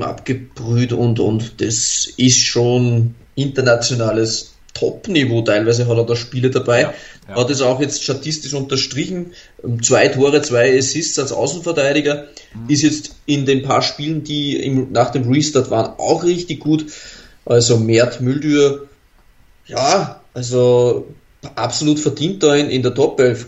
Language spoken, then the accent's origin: German; Austria; als Österreicher